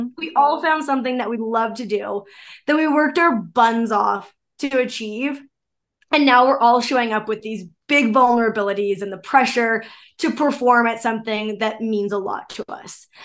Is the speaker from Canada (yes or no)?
yes; Canada; I'm Canadian.